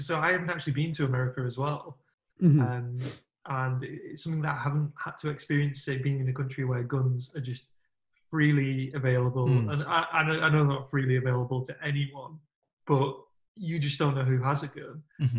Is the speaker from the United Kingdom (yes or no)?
yes; United Kingdom